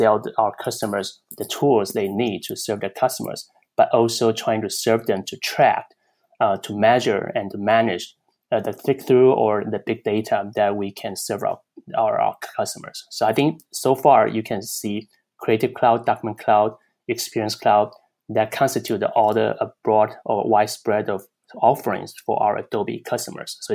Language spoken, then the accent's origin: English; Taiwan; moved away as an adult; also born or lived in Chicago, United States / Pittsburgh, United States; now in California, United States; Originally, I came from Taiwan